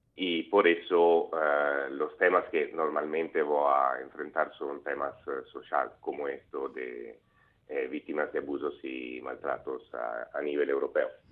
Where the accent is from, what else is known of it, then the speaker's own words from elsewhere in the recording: Venice, Veneto, Italy; Spanish is a second language; mi español, no es perfecto porque soy de Venecia, en Italia